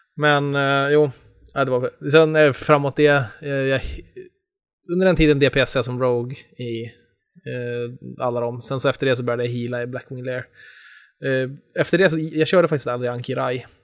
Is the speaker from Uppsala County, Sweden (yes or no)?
yes; Enköping, Uppsala County, Sweden; moved away; jag hade alla mina kompisar hemma i Enköping